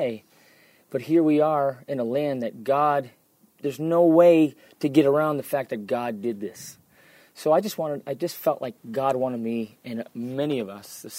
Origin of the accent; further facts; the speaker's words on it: United States; moved away as an adult; now in Israel; I grew up in the States